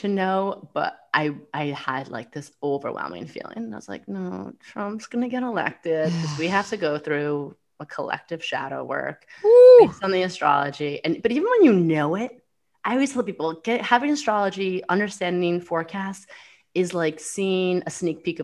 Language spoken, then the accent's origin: English; New York City, New York, United States; I'm a New Yorker